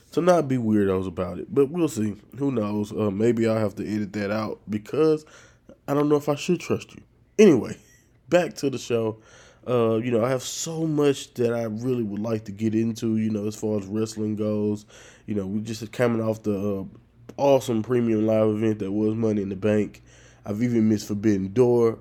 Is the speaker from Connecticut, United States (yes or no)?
no; northern Louisiana, United States; moved away as an adult; now in South Louisiana, United States